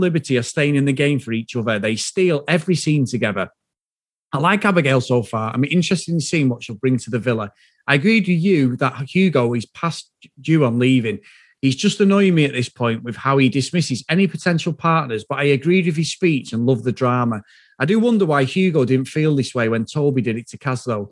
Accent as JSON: {"language": "English", "town": "Manchester", "region": "North West England", "country": "United Kingdom", "accent": "Mancunian", "said": "My accent is Mancunian, completely Mancunian"}